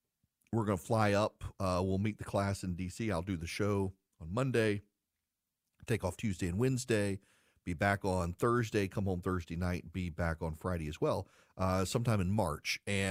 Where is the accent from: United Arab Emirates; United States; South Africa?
United Arab Emirates; Dubai; because I grew up overseas. I grew up in Dubai.